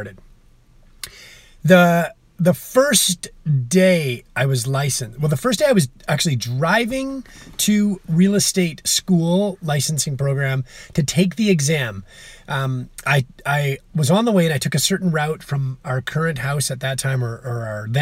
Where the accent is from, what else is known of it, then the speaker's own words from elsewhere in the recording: Calgary, Alberta, Canada; I'm from Calgary, Alberta, Canada.